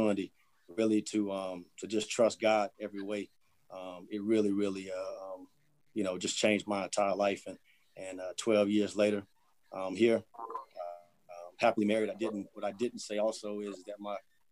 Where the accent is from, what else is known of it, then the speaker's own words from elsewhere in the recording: North Carolina, United States; moved away as an adult; also born or lived in Atlanta, Georgia; now in Birmingham, United States; We're originally from North Carolina, both my wife